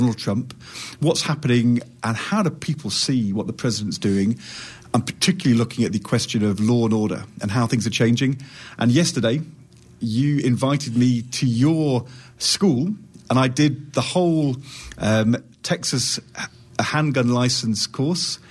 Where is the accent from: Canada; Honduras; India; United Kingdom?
United Kingdom; also born or lived in London / Yorkshire; I'm from London and Yorkshire in the United Kingdom.